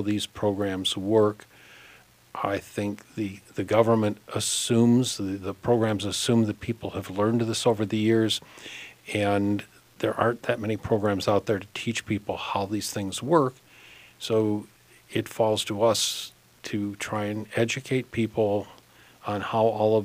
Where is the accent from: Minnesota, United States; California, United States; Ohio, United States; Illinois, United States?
Minnesota, United States; Hopkins; I grew up in Hopkins and left Minnesota for a few years on my big adventure and wound up back